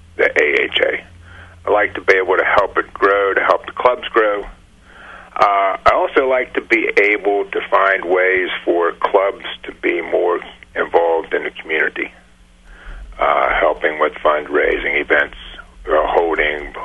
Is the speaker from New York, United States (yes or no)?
no; Pittsburgh, Pennsylvania, United States; I'm from Pittsburgh